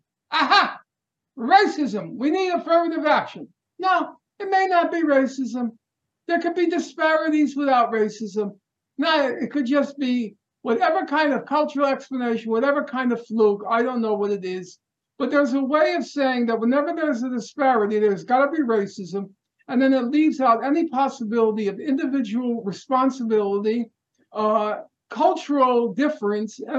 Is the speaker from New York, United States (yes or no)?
yes; New York City, New York, United States; we're both from Brooklyn.